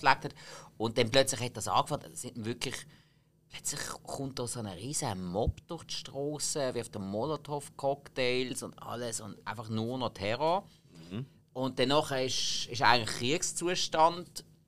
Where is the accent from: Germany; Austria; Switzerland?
Switzerland; als Schweizer, der einmal in Irland war